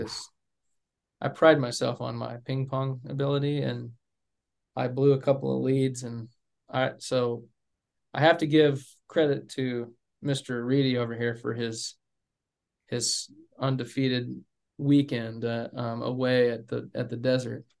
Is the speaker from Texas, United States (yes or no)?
yes; Amarillo, Texas, United States; I didn't grow up in Dallas. I grew up in Amarillo, or as we say in Amarillo, Amarilla.